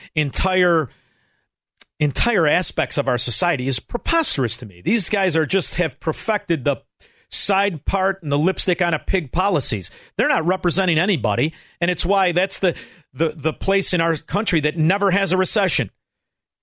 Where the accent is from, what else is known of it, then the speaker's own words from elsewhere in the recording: Chicago, Illinois, United States; I'm from Chicago